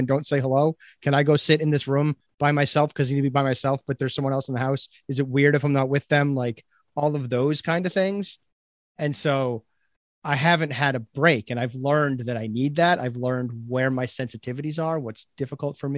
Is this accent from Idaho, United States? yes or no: no; Chelmsford, Massachusetts, United States; also born or lived in New Jersey; if you ask me where I grew up, I would say Chelmsford, Mass